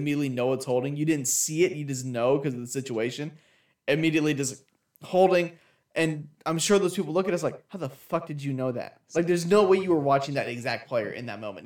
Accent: California, United States; I grew up out here in Cali

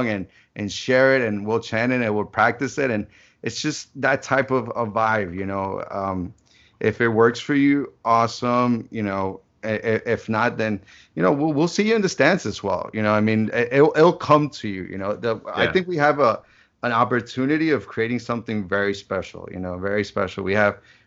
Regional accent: Ecuador; also born or lived in New Jersey, United States; now in South Florida, United States; I'm originally from Jersey, but pretty much raised in Ecuador

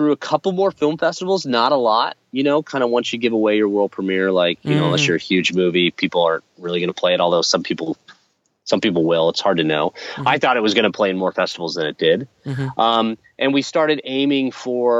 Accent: Seattle, Washington, United States; we're both from Seattle

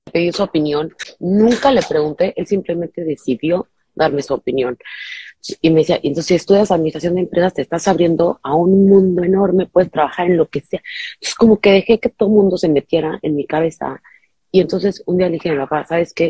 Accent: Mexico; now in Miami, United States; soy mexicana, vivo en Miami

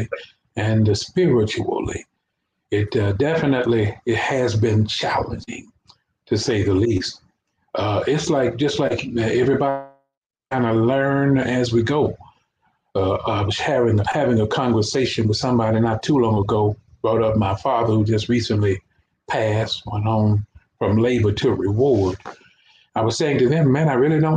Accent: Fort Worth, Texas, United States; also born or lived in Port Arthur, Texas; I came up here to live in Fort Worth with my uncle, which is Ariel Rogers. Technically, he's my uncle, but he raised me

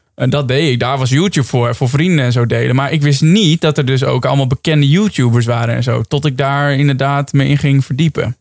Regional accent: Netherlands; wij als Nederlanders

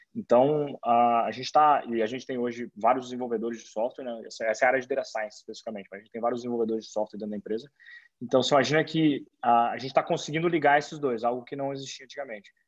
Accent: Campo Grande, Mato Grosso do Sul, Brazil; now in São Paulo, Brazil; eu estou em São Paulo hoje, apesar de eu ser, eu sou de Campo Grande, da tá, Mato Grosso do Sul.

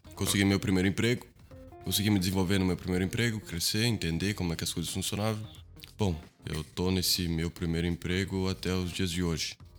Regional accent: Brazil; also born or lived in Portugal; Vivemos no Brasil até os dias de hoje. Eu estudo eh, a minha faculdade, é, fiz a minha parte né, do ensino infantil, do ensino fundamental, ensino médio, high school, é, toda no Brasil

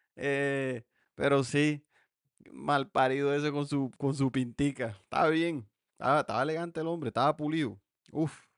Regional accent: Montelíbano, Córdoba, Colombia; moved away; mi pueblo

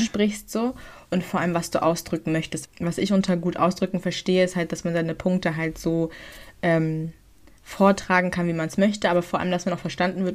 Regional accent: Germany; wir sind in Deutschland

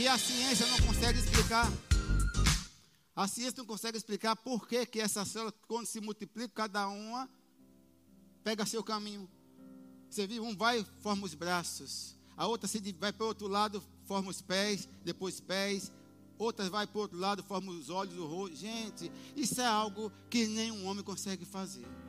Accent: Brazil

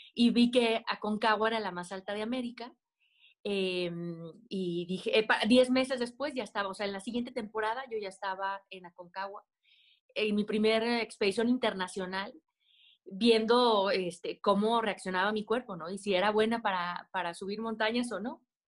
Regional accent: Aguascalientes, Mexico; Yo soy de Aguascalientes, donde no hay montañas

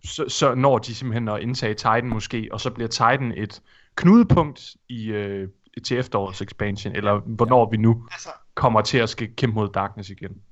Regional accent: Thisted, North Denmark Region, Denmark; moved away; hvor jeg kommer fra, Morten? Tissted

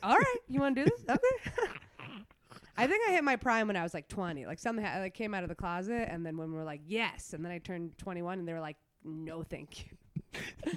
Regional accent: New York City, New York, United States; also born or lived in Brooklyn; I'm from Queens, uh, born and raised.

